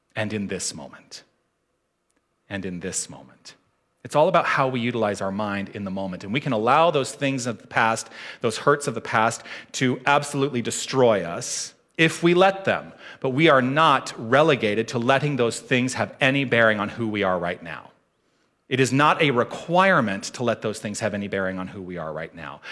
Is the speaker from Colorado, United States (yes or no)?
no; Tucson, Arizona, United States; I grew up in Tucson.